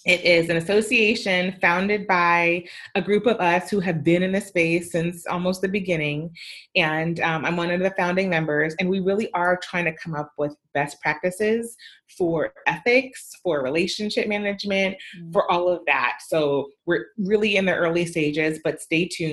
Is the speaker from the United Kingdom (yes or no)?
no; Canada; I'm also Canadian